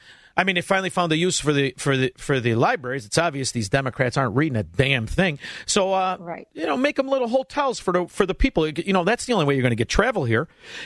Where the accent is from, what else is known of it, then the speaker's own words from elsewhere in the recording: Melrose Park, Illinois, United States; I'm from Melrose